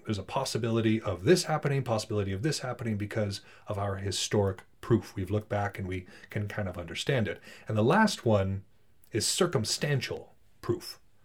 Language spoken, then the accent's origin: English; Montana, United States; I'm from Montana